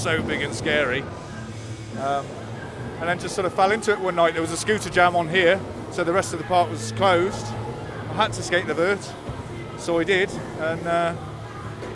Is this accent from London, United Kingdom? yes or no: no; Worcester, West Midlands, United Kingdom; I'm from Worcester, vert skater